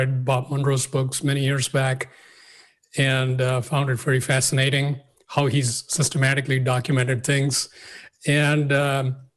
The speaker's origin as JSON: {"language": "English", "country": "India", "tie": "born or raised there", "said": "I grew up in India and nothing particularly unusual. A middle-class family, big city."}